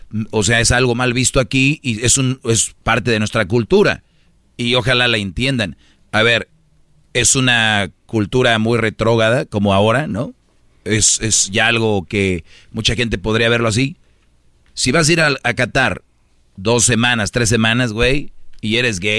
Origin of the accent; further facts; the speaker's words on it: Mexico; somos mexicanos